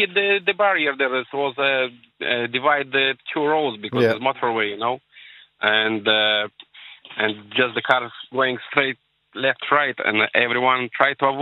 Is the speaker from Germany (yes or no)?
no; Moldova; English is a second language; now in Ireland; We are two brothers, but we're not from Poland, from Moldova.